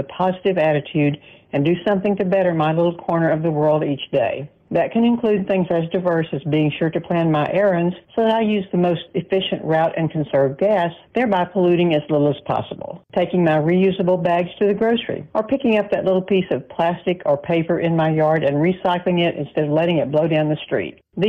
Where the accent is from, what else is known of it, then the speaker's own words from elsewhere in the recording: Irving, Texas, United States; I'm from Irving, Texas.